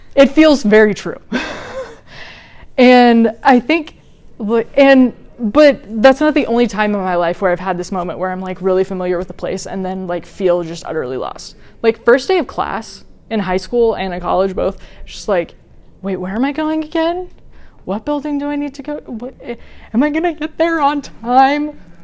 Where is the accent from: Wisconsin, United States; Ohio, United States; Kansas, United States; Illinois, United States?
Kansas, United States; Wichita; moved away as an adult; also born or lived in Washington, D.C.; my mom and I moved me from Wichita, Kansas to Washington D.C.